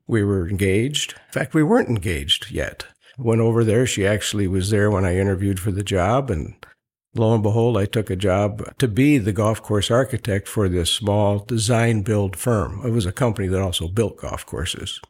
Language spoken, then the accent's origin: English; Monroe, Wisconsin, United States; I was born in Monroe, Wisconsin, a little, uh, Swiss community located maybe eight, ten miles north of the Illinois line in the center part of Wisconsin